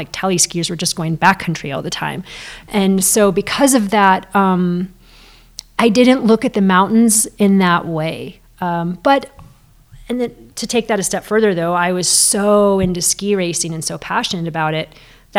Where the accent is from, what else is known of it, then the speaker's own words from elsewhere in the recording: Girdwood, Alaska, United States; also born or lived in Anchorage; It wasn't like Girdwood was a smaller town than Anchorage, because I also spent time growing up in Anchorage.